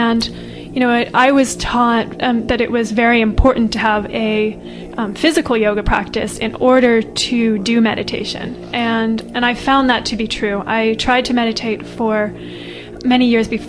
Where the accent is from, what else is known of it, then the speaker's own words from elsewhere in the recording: United States; moved away as an adult; I grew up in California, New England